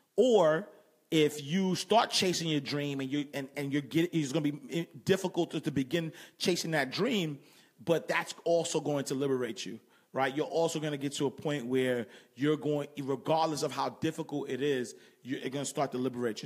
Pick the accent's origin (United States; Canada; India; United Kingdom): United States; New York City, New York; I grew up in Harlem.